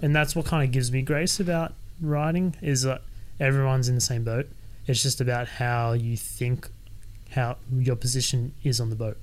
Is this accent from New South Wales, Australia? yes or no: yes; Sydney, New South Wales, Australia; I was born and raised in Sydney